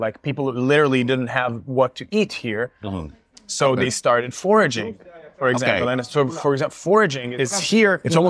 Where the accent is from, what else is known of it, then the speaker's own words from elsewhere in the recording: Jerusalem, Jerusalem District, Israel; first language Hebrew; English is a second language; now in Tel Aviv, Israel; I grew up in Jerusalem to a food-obsessed family, which is just to say a Jewish Israeli family.